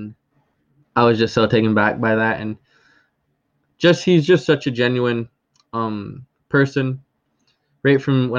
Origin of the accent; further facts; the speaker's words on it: Akwesasne, New York, United States; I'm from the Akwesasne community, which actually straddles the U.S.-Canadian border, with it residing in New York State, as well as the province of Ontario and the province of Quebec.